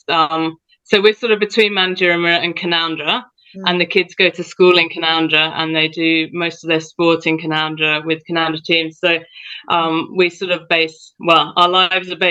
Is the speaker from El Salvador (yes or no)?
no; United Kingdom; moved away as an adult; also born or lived in Central West New South Wales, Australia; now in Australia; I, as you can probably tell, grew up in the UK